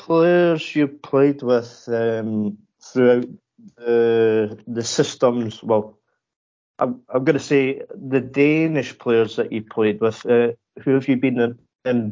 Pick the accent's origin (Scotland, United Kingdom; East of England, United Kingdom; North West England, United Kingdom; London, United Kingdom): Scotland, United Kingdom; Edinburgh; I'm from Edinburgh